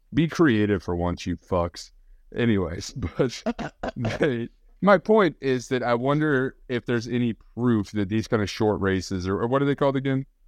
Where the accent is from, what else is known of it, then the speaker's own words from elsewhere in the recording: Kansas, United States; I grew up in Kansas where we had nothing but flat farmland